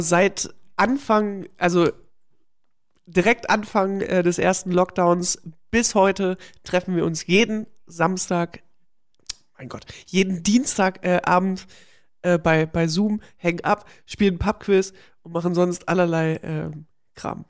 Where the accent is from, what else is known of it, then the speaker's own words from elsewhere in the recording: GDR, East Germany, Germany; moved away; durch meine Kindheit in der DDR